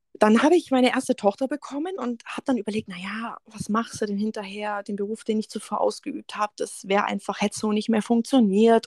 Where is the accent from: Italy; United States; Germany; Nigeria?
Germany; Augsburg, Bavaria; ich bin äh, ursprünglich aus dem Augsburger Raum.